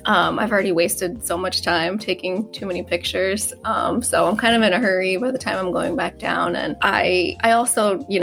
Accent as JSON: {"language": "English", "region": "Upstate New York", "country": "United States", "said": "I'm from the Northeast"}